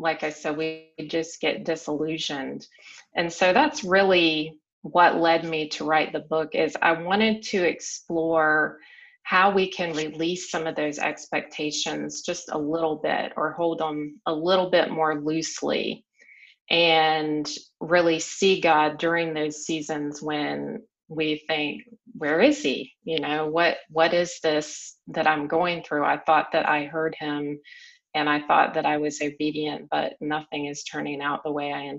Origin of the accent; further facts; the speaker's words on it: South Carolina, United States; moved away as an adult; But I had lived the same place my entire life. I grew up in the South, in South Carolina